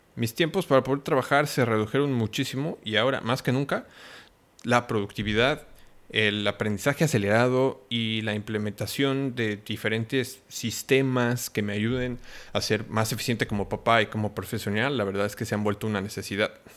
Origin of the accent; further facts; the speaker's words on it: Mexico; also born or lived in Cancún; soy mexicano viviendo en Cancún